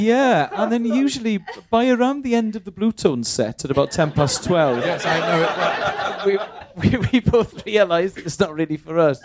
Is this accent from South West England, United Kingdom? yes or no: yes; Bristol, South West England, United Kingdom; also born or lived in Cardiff; I was born in Bristol, right. raised there